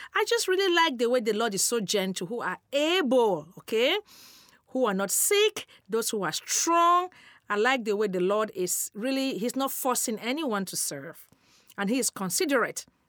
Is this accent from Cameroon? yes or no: yes; Cameroon; moved away; I'm originally from Cameroon, West Africa